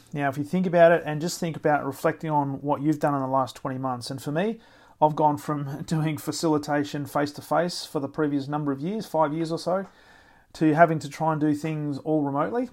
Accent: Australia; being an Australian

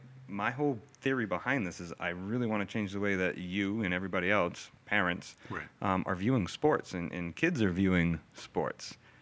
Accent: Maine, United States; also born or lived in Worcester, Massachusetts; now in Hamilton, United States; I was born in Worcester here in Massachusetts. Yeah. I don't remember much about living in Worcester. I was really young. My family then moved up to up to Maine. I grew up on like a small little dairy farm.

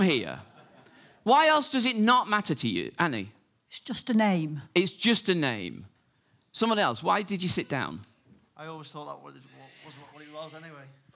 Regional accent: Salford, North West England, United Kingdom; I am very, very proud to be born and bred in Salford

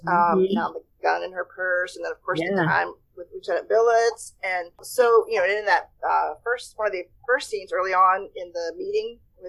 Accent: Richmond, Virginia, United States; I'm from Richmond, Virginia, originally.

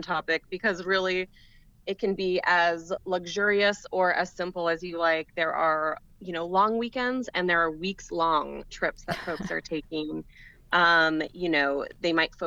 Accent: New Orleans, Louisiana, United States; my hometown of New Orleans

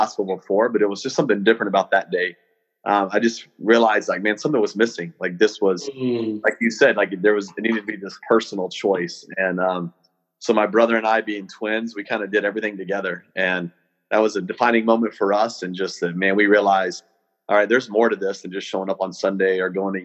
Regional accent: Hereford, Texas, United States; I grew up in Hereford, Texas, a little small cattle town up in the Texas Panhandle.

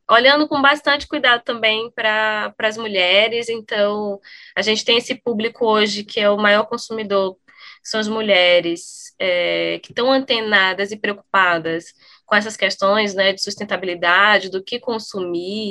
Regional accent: Brazil; eu pessoalmente sendo brasileira

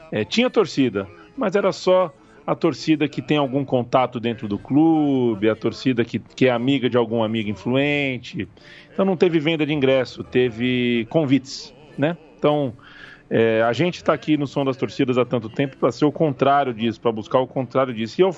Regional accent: Barbacena, Minas Gerais, Brazil; Quando era pequeno, menino lá em Barbacena

